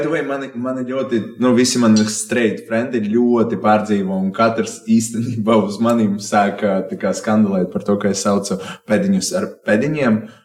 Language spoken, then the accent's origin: Latvian; Riga, Latvia; es esmu no Bolderājas. es esmu izdzīvojis pret līdz cik 18, gandrīz 19 gadiem Bolderājā.